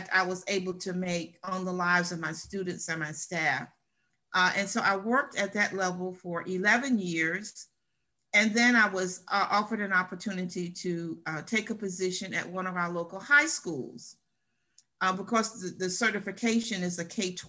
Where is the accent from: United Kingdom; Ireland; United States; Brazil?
United States; Columbia; right here in Columbia, my hometown